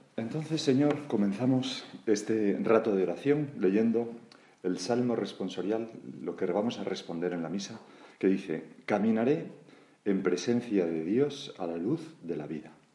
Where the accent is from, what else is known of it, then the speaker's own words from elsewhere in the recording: Galicia, Spain; Como buen gallego